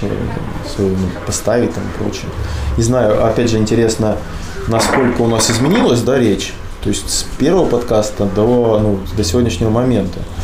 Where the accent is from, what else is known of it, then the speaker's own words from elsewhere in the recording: Kursk, Kursk Oblast, Russia; мы типа вот из Курска